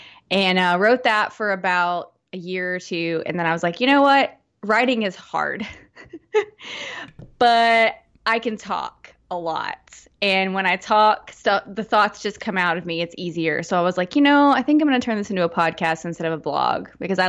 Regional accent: Fort Smith, Arkansas, United States; now in Conway, United States; I grew up in Fort Smith area.

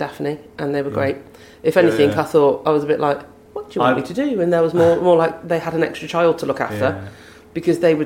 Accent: England, United Kingdom; being from the UK, I'm a little more familiar with London. I'm not from London

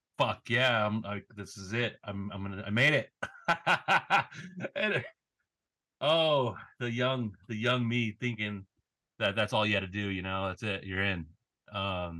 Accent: Los Angeles, California, United States; now in Portland, United States; grew up

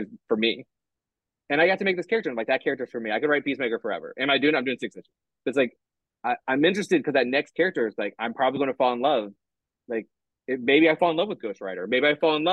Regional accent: Midwest, United States; I'm from the Midwest

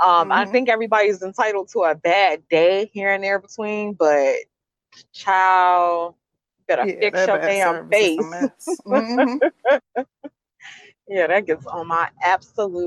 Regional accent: the South, United States; growing up in the South

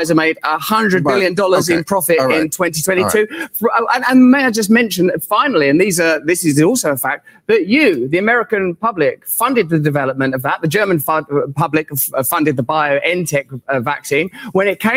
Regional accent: England, United Kingdom; I'm English

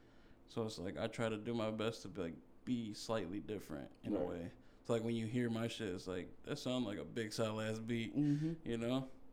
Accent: Des Plaines, Illinois, United States; also born or lived in Florida; I grew up in Des Plaines, Illinois, in like a trailer home.

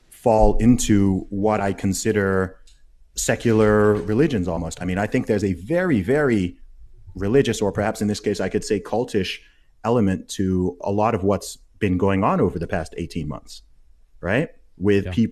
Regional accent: Saudi Arabia; So I'm a British Nigerian who grew up in Saudi Arabia and went to an American school.

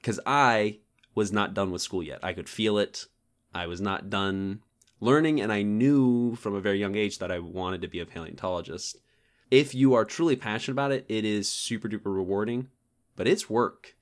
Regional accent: Georgia, United States; moved away as an adult; also born or lived in Tennessee; I'm a Georgia boy. born and bred. I, I was born there and lived all my life there until I, I met David in Tennessee.

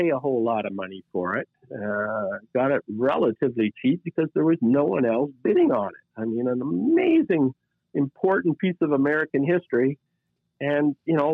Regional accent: Canada; I'm Canadian

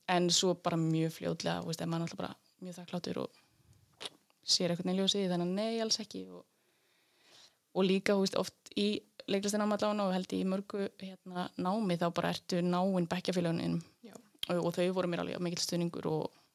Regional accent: Laugar, Northeastern Region, Iceland; moved away as an adult; also born or lived in Reykjavík; ég er frá laugum í Reykjadal mm -hmm. En ég ólst upp í Reykjavík handli á tíu ára

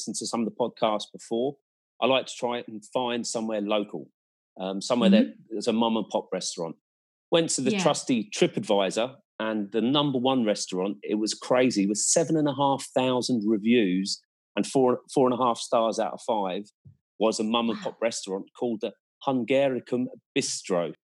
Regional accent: Ireland

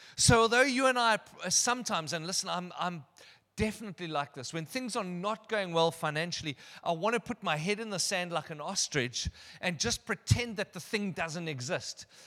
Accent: Durbanville, Western Cape, South Africa; also born or lived in Benoni; I attended school at Kenridge Primary. I grew up in Durbanville, just around the corner.

